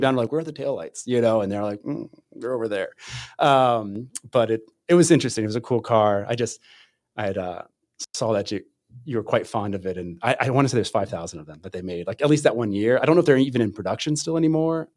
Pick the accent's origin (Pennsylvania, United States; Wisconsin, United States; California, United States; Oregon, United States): Pennsylvania, United States; now in Michigan, United States; I'm from Pennsylvania originally